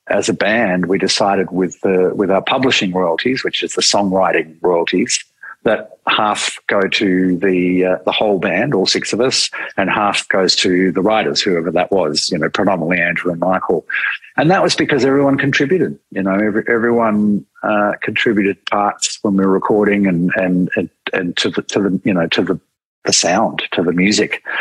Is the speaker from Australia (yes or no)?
yes; Australia; being Australian